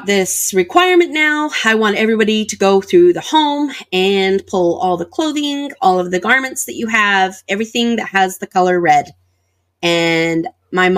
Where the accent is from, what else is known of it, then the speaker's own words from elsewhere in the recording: Sandy, Utah, United States; also born or lived in Hildale, Utah; I was born and raised in the FLDS, and my parents lived in the Salt Lake Valley, so in Sandy.